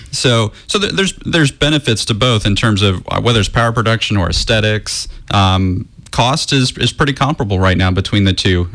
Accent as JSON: {"language": "English", "region": "Florida", "country": "United States", "said": "I'm actually from Florida also."}